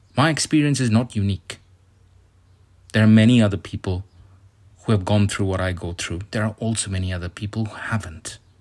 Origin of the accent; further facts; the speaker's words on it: India; moved away; I come from India